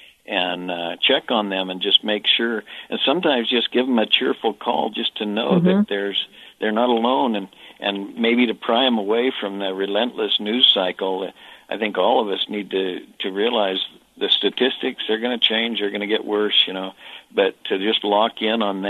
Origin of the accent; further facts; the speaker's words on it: United States; I'm an American